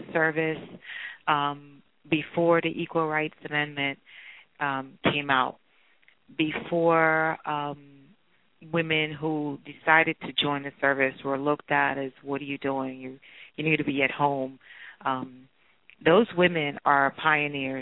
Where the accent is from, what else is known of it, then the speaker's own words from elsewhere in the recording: New York City, New York, United States; I grew up in Brooklyn, New York